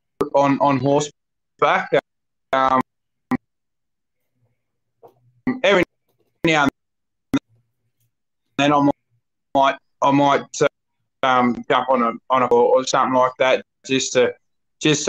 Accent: Wandoan, Queensland, Australia; I'm originally from Queensland. I grew up in a town called Wandoan.

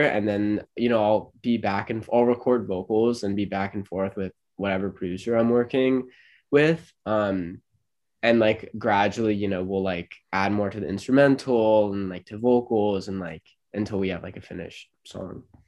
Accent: Los Angeles, California, United States; moved away as an adult; now in St. Louis, United States; I'm 20 and I'm from

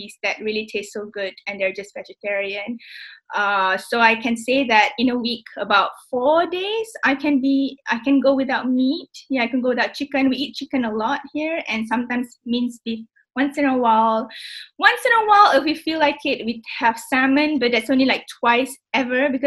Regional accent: Singapore; now in United Kingdom

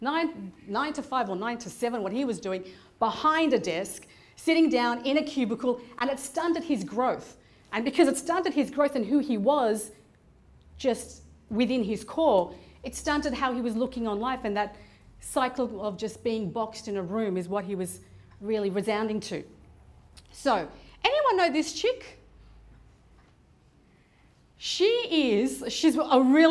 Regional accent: Afghanistan; moved away; I'm originally from Afghanistan

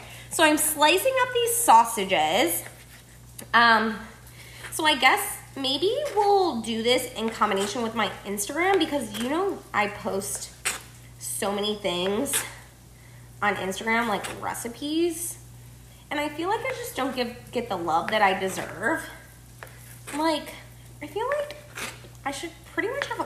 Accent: Buffalo, New York, United States; I'm from Buffalo, New York

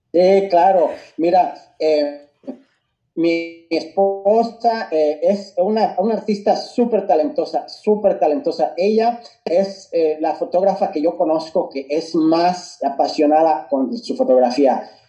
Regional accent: Mexico City, Mexico; moved away; nací crecí en la Ciudad de México

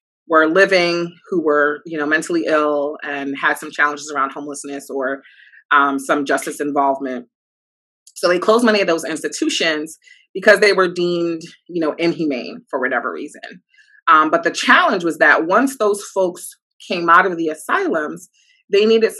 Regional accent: New York City, New York, United States; I'm from New York City, born and raised, from Harlem to be exact

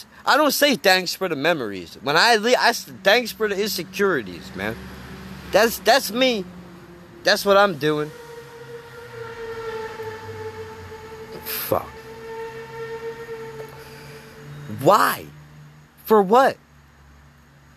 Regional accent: United States; as an American

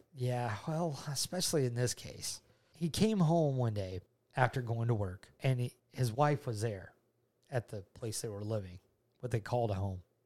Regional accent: Georgia, United States; I'm from Georgia. I've been a Georgia native all my ni-, all my life

